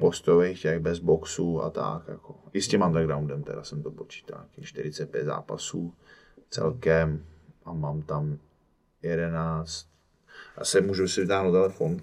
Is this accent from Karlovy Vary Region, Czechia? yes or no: yes; Cheb, Karlovy Vary Region, Czechia; moved away; já jsem z Chebu, původně ze západu, taková úplně vlastně u hranic